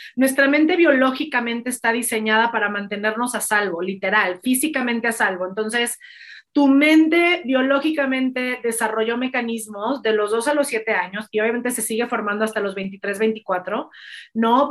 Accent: Mexico; me considero un líder en mi país

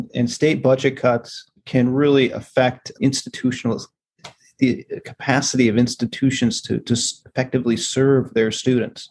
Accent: Wisconsin, United States; moved away as an adult; also born or lived in Minnesota; now in Washington, D.C., United States; I'm originally from Wisconsin, and I went from a little small town in Wisconsin

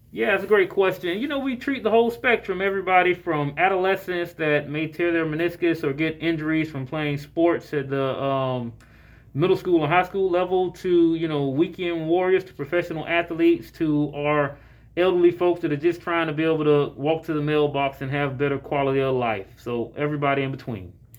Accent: Jacksonville, Florida, United States; now in Atlanta, United States; I'm born and raised in Jacksonville, Florida

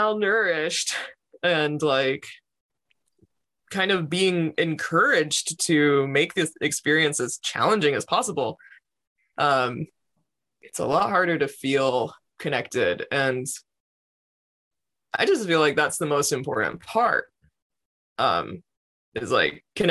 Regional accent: New York, United States; growing up in New York, which is an incredibly densely populated place

